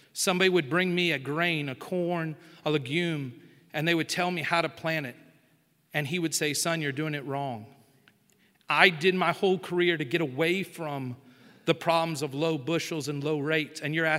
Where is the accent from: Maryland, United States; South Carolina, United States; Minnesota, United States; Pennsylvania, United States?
South Carolina, United States; upstate; also born or lived in Ohio; I live on the coast of South Carolina. I was born in Ohio and spent my whole life in the upstate of South Carolina. Upstate and low country are two different worlds.